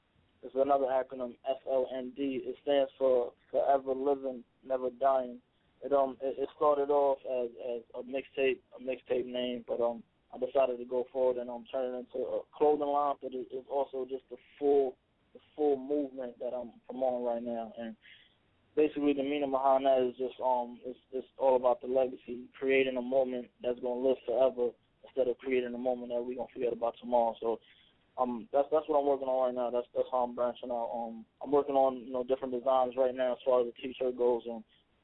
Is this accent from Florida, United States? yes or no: no; New York City, New York, United States; I was born and raised on the South Bronx, New York